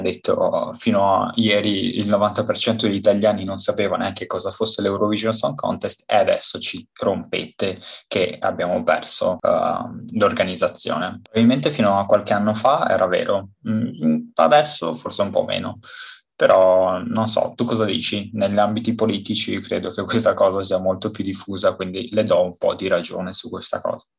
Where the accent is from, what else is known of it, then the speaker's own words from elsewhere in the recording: Romania; now in Italy; sono rumeno